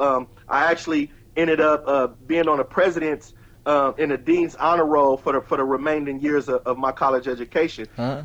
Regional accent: Richmond, California, United States; born in Richmond, raised in Richmond

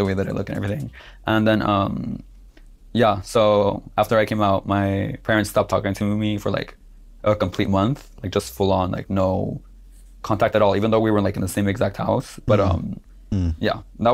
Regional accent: Southern California, United States; moved away as an adult; now in New York, United States; I grew up in Los Angeles, California

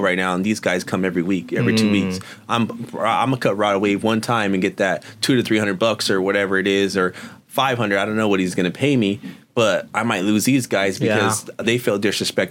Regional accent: Oxnard, California, United States; I'm from Oxnard.

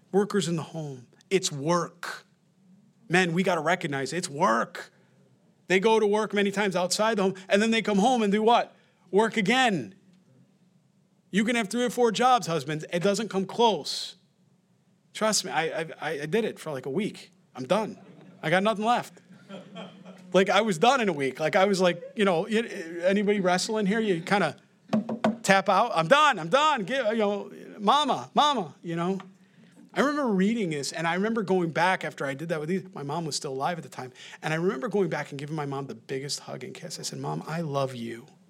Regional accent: New York, United States; accent: New York; My accent, my New York accent

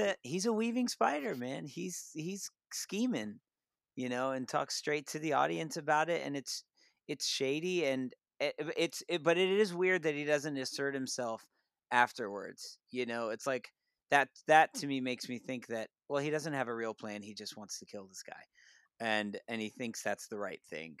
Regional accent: United States; our curriculum growing up in the United States

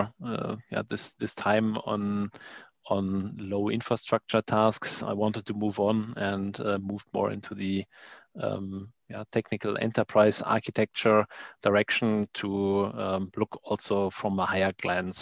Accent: Frankfurt, Hesse, Germany; moved away as an adult; now in Berlin, Germany; based out in Berlin, but I'm not originally from there. I'm actually originally from the Frankfurt area.

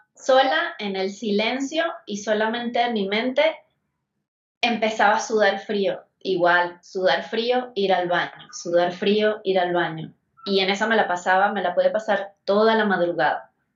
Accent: Venezuela; moved away as an adult; now in Mexico City, Mexico; Yo soy de Venezuela y ya voy para 10 años acá en México

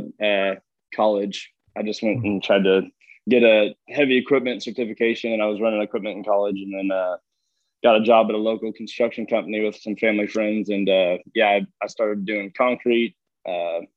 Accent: California, United States; moved away as an adult; I grew up, my family's of, you know, generations and generations of ranching and farming, and I'm from California

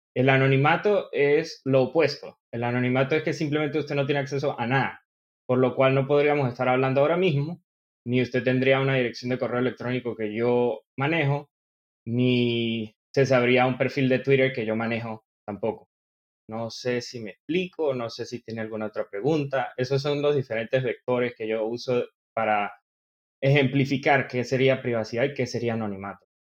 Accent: Venezuelan Andes, Venezuela; accent: gocho; yo soy venezolano de nacimiento. soy gocho

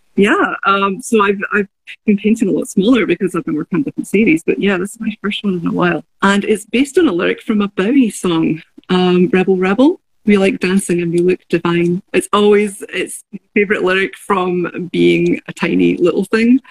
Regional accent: Glasgow, Scotland, United Kingdom; moved away; I, I grew up in Glasgow

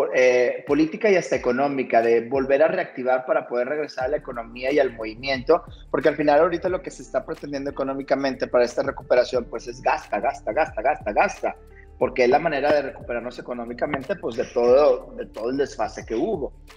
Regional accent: Monterrey, Nuevo León, Mexico; como sociedad mexicana, incluso hasta como regia

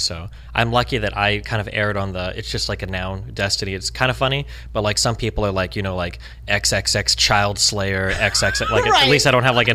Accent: Omaha, Nebraska, United States; moved away as an adult; now in California, United States; I was born and raised in Nebraska, Omaha

